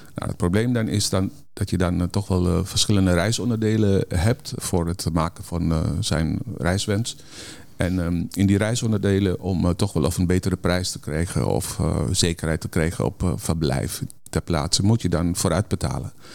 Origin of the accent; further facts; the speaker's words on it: Netherlands; wij als Nederlanders